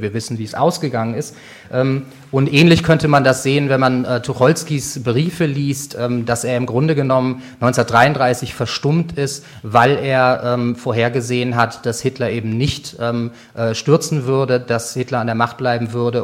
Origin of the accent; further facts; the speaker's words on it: Germany; Als Deutsche